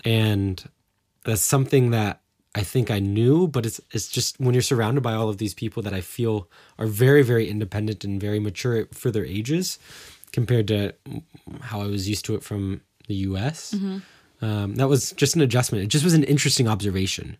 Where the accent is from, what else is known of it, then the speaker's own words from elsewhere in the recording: Cincinnati, Ohio, United States; moved away as an adult; now in Germany; growing up in the Cincinnati area or in the Midwest